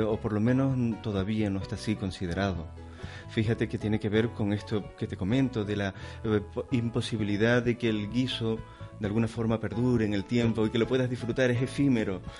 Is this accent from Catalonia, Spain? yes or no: no; Canary Islands, Spain; yo soy canario primero. soy canario, por supuesto. Sí, tengo un carnet español, pero yo sí me considero canario